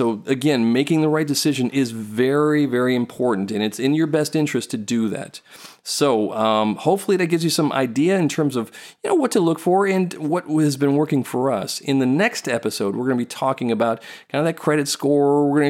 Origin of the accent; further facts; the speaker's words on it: Singapore; We went to Singapore. We grew up in Singapore.